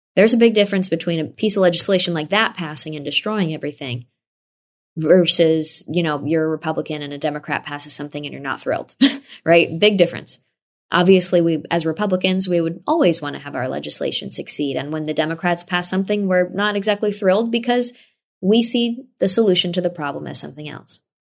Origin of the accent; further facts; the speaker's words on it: Saratoga Springs, New York, United States; my hometown in Saratoga, New York